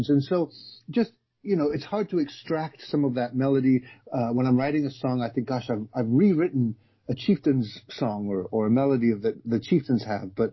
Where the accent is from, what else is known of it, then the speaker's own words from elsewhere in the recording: London, United Kingdom; born there; now in United States; So My family um, came from Ireland to England, and then that's where I was born in London, and then we moved yeah. in 1976 to um, Southern California.